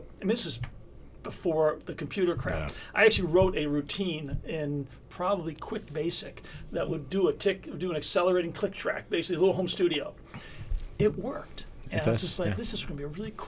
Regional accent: Batavia, New York, United States; moved away as an adult; also born or lived in Hollywood; I grew up in central western New York.

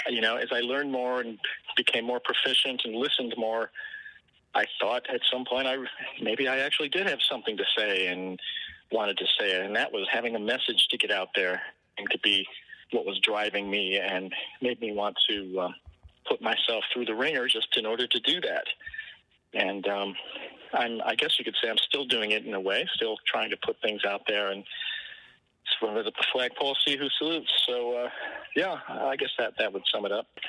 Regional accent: Detroit, Michigan, United States; also born or lived in Ann Arbor, Michigan; now in Nashville, United States; I was born and raised in Michigan, and I was born in Ann Arbor, and I grew up in the Detroit area

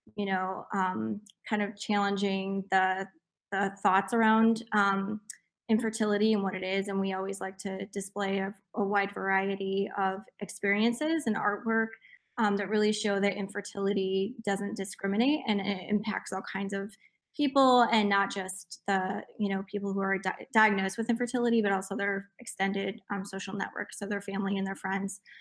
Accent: Jackson, Michigan, United States; my hometown in Jackson, Michigan

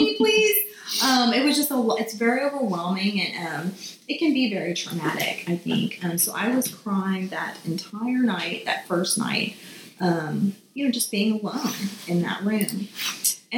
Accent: Beaumont, Texas, United States; I'm from Beaumont, Texas

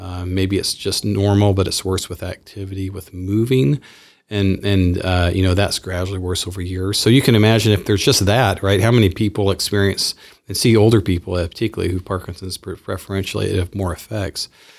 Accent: Clarksville, Tennessee, United States; now in Spokane, United States; Well, I'm from Clarksville, Tennessee. So it's a town outside of Nashville, about an hour. I grew up down south. I'm a Southerner.

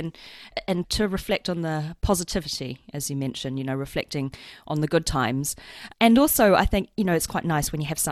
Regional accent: New Zealand; I am Chinese, but I grew up in New Zealand

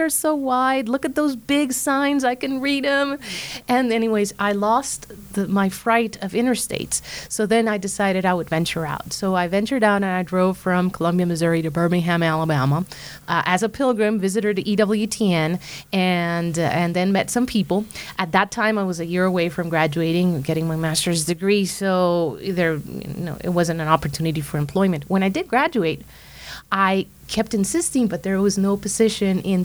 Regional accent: San José, Costa Rica; moved away; I grew up watching Mother Angelica in my hometown in Costa Rica, capital city San Jose

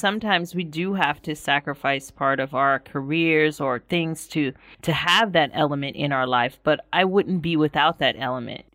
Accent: United States; moved away as an adult; as an American

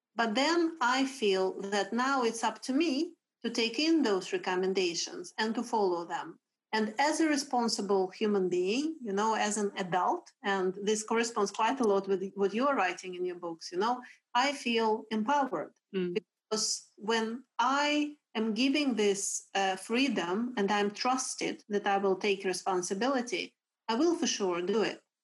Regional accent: Russia; English is a second language; now in Sweden; I am originally from Russia, but I have been living in Sweden since 2002

